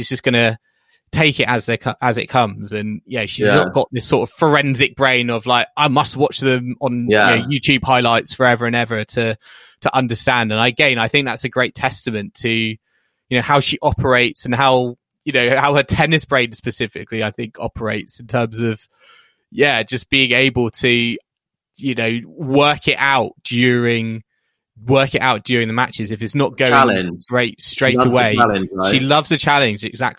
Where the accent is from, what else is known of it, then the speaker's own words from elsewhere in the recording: United Kingdom; the struggles we've been through as British tennis fans with Andy Murray, Tim Henman, etc.